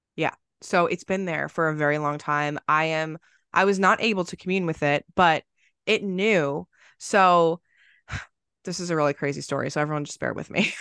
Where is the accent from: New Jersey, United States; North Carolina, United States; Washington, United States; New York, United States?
New Jersey, United States; I grew up in New Jersey